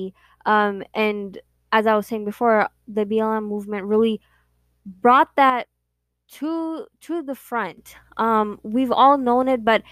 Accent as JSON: {"language": "English", "country": "United States", "tie": "born or raised there", "said": "We are born and raised here, and that is one thing that our parents really pride themselves in, is that they have kids that are born and raised in America"}